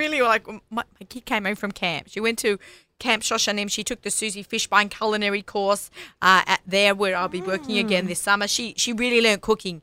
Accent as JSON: {"language": "English", "town": "Sydney", "region": "New South Wales", "country": "Australia", "tie": "born or raised there", "accent": "Aussie", "moved": "as an adult", "said": "in the early 1980s, I grew up on Clyde Street, right, in Sydney"}